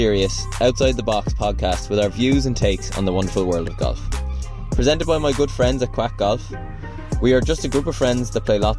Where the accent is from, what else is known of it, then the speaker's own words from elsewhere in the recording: Cork, Munster, Ireland; We're all from Cork